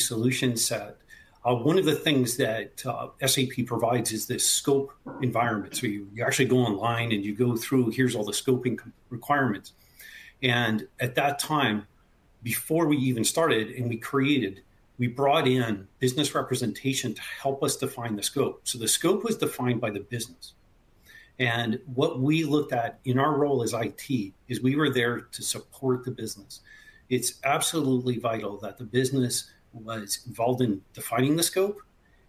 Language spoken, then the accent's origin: English; Canada; moved away; I'm originally from Canada. The accent might give it away occasionally.